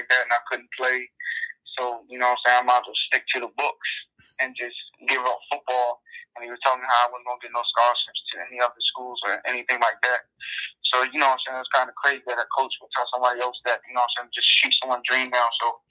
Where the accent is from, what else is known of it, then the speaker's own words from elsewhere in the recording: Maryland, United States; I'm from Maryland.